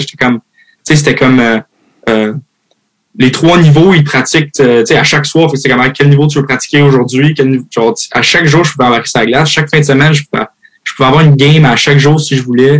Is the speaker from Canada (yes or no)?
yes; Terrebonne, Quebec, Canada; accent: Québécois; moved away as an adult; also born or lived in Houston, Texas / Switzerland / Mascouche / Michigan; j'ai grandi à Mascouche, après, j'ai grandi à Terrebonne